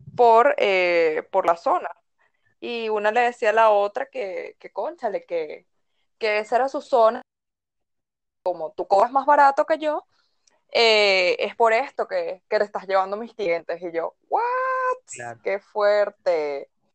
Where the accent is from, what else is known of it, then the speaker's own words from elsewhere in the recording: Caracas, Capital District, Venezuela; nací en Caracas un 6 de noviembre. Em, he vivido toda mi vida en Caracas